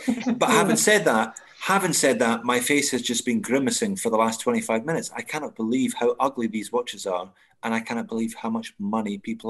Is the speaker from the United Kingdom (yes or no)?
yes; Ardrossan, Scotland, United Kingdom; now in Australia; Don't tell people I'm from Ardrossan.